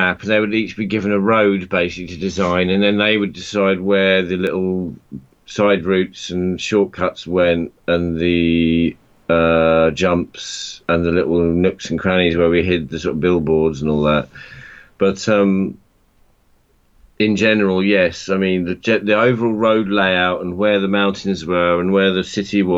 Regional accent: near Croydon, London, United Kingdom; when we grew up near Croydon

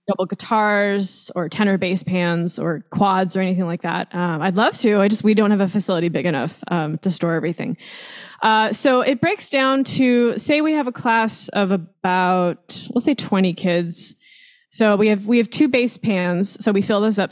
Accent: Long Beach, California, United States; I grew up in Long Beach, California, um, which is actually where I still live

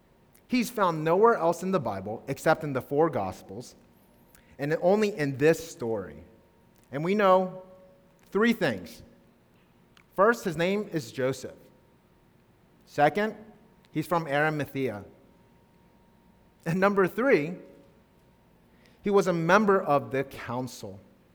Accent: Tanzania; I grew up in Tanzania, or at least 6 years of my life.

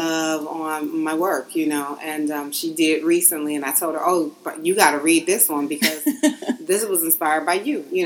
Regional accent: Detroit, Michigan, United States; my hometown

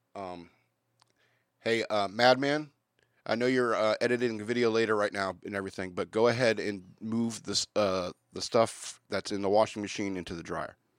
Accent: United States; being an American

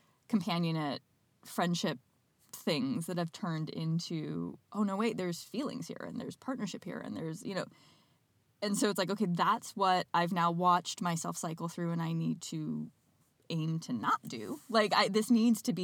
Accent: Midwest, United States; I'm from the Midwest

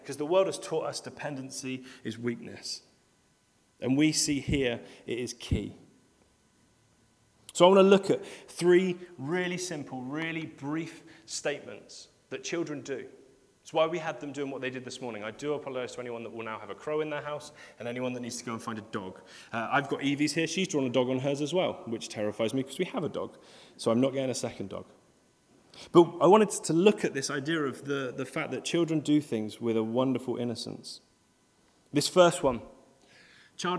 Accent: United Kingdom; we're British and we queue a lot

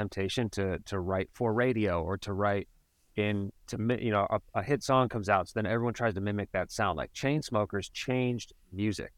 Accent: Cleveland, Ohio, United States; moved away; I'm originally from Cleveland

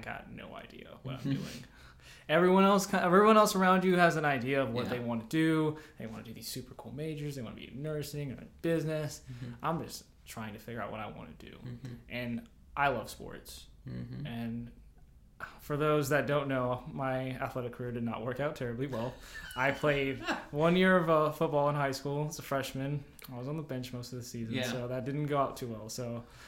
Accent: Memphis, Tennessee, United States; moved away as an adult; also born or lived in Minneapolis, Minnesota; I came from Minnesota. I was born in Minneapolis. Uh-huh. I moved to Memphis when I was 10

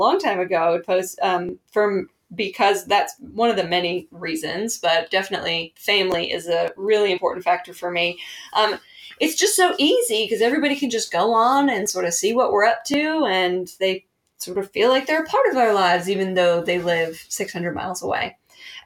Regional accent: New Jersey, United States; now in North Carolina, United States; I am not from this lovely state that we live in, North Carolina. I'm from New Jersey.

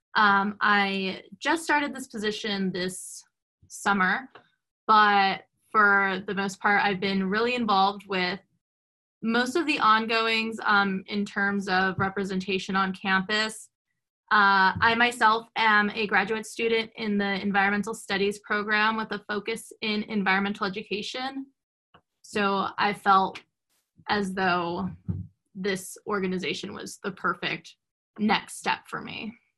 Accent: Los Angeles, California, United States; moved away as an adult; also born or lived in West Covina, California; now in Missoula, United States; I grew up in Los Angeles, California

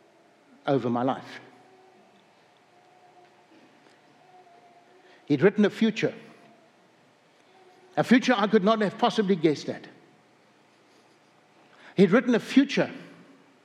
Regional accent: South Africa; moved away as an adult; also born or lived in upstate New York, United States; now in North Dakota, United States; I was raised in Africa

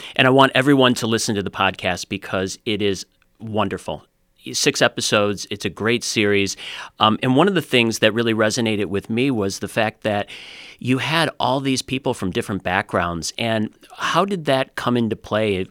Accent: United States; someone who grew up in the States

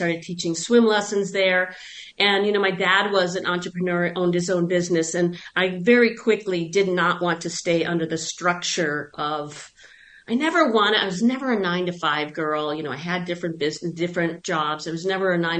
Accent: Buffalo, New York, United States; also born or lived in Long Island, New York; now in Phoenix, United States; I'm actually from Buffalo, New York, or I'm from Long Island and then Buffalo, and so once I left, which was over 40 years ago

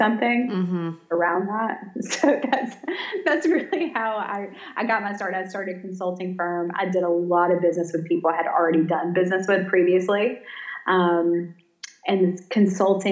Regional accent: Savannah, Georgia, United States; moved away as an adult; also born or lived in Birmingham, Alabama; now in Coleman, Alabama, United States; I'm from Savannah, born and raised

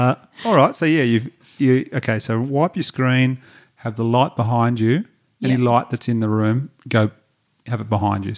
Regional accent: Batemans Bay, New South Wales, Australia; my hometown in Batemans Bay, New South Wales, you could do a great one there.

